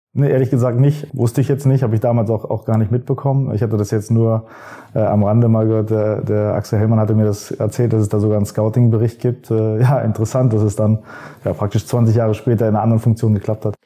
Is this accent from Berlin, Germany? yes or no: no; Hanover, Lower Saxony, Germany; Ich bin in Hannover geboren